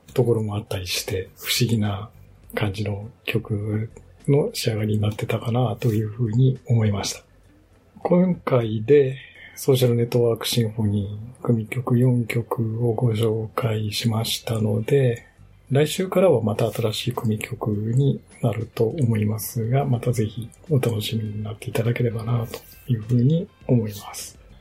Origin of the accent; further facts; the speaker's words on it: Shimane, Japan; now in Yokohama, Japan; 私の実家がある島根